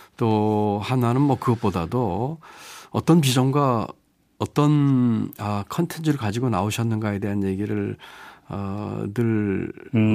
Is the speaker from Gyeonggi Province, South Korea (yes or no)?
no; North Chungcheong, South Korea; moved away; 제가 태어나고 자란 곳이고